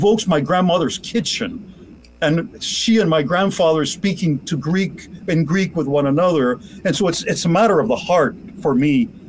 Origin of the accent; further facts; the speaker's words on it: Cuba; moved away; especially when I came to this country from Cuba, I lived with them.